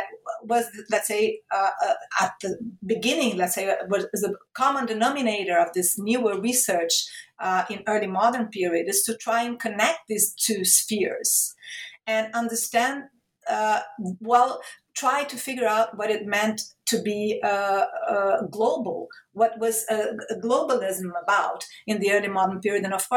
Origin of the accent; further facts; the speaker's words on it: Rio de Janeiro, Brazil; moved away as an adult; also born or lived in Italy / Portugal; I started working at my hometown state university, Rio de Janeiro State University